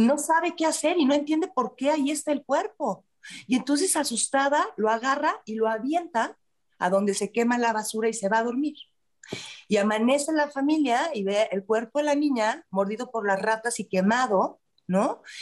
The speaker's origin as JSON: {"language": "Spanish", "region": "Mexico City", "country": "Mexico", "tie": "born or raised there", "said": "Yo aquí soy chilanga, en la Ciudad de México"}